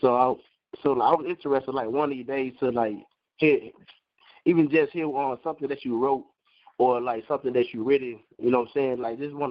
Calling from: Iowa, United States; I'm calling from Iowa.

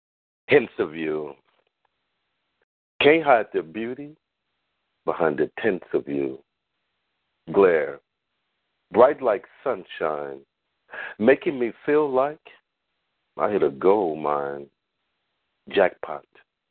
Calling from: Long Beach, California, United States; calling from the LBC.

